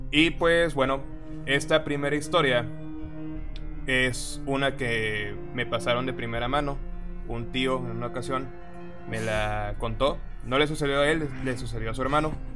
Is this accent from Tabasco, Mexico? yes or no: yes; Tabasco, Mexico; nosotros somos de Tabasco